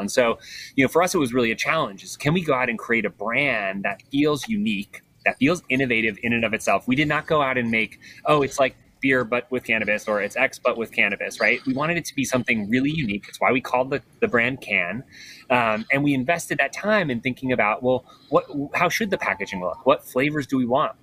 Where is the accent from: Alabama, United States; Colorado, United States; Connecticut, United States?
Colorado, United States; I grew up in Colorado